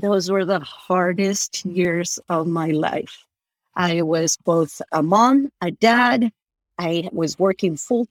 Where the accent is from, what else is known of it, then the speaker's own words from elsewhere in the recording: Argentina; moved away; I'm from Argentina